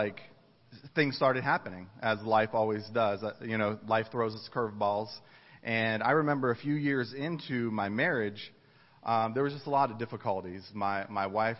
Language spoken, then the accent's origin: English; East Coast, United States; moved away as an adult; also born or lived in Ohio / Dayton, Ohio; I grew up on the East Coast, and I went to school in Ohio